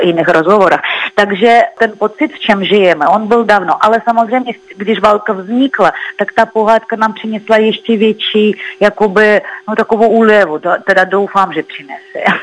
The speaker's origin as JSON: {"language": "Czech", "country": "Russia", "second_language": "Czech", "moved": "as an adult", "lives_now": "Prague, Czech Republic", "said": "jsem jako původní z Ruska"}